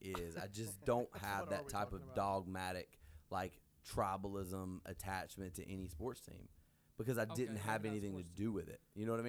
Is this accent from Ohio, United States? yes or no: no; Alabama, United States; I'm from Alabama.